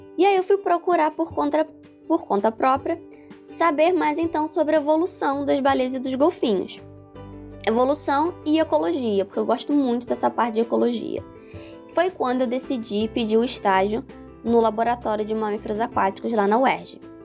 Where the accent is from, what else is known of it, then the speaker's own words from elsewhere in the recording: Teresópolis, Rio de Janeiro, Brazil; moved away as an adult; also born or lived in Bahia; eu sou de Teresópolis, que é uma cidade serrana relativamente pequena